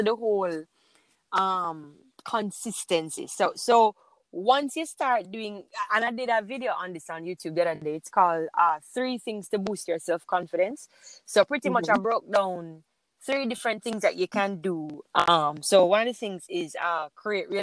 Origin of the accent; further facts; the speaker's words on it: St. Ann, Saint Ann, Jamaica; originally, I am from St. Anne